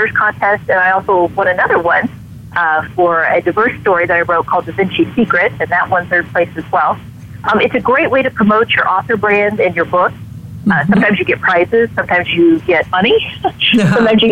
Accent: Illinois near Chicago, United States; also born or lived in Wisconsin; now in Hannibal, United States; I'm actually from Wisconsin, and I grew up in Illinois near Chicago, but I live with my family in Missouri

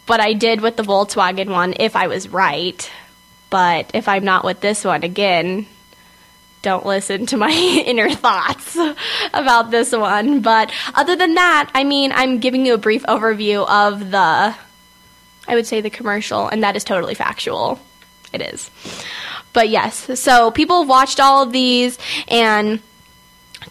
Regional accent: California, United States; I'm from California

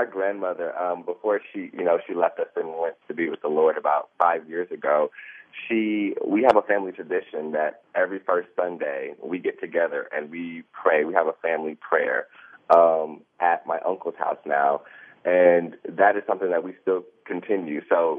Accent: the South, United States; I come from the South. I come from a very close-knit family.

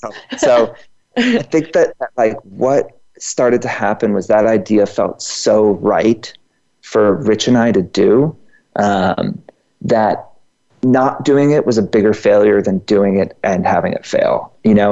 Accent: Georgia, United States; moved away; also born or lived in New York; I'm from Georgia.

